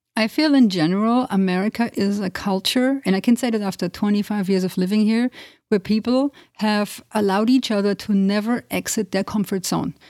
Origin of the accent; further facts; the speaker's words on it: Germany; moved away as an adult; also born or lived in Transylvania, Romania (family origin); now in United States; I grew up in Germany, but with a family coming from Transylvania, which is in Romania